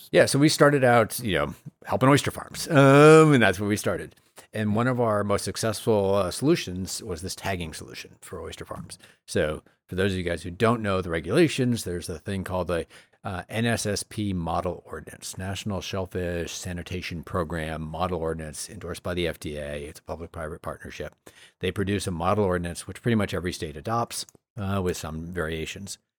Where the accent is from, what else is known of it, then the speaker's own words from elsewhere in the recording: Maine, United States; when I was growing up in Maine, there were maybe three or four farms.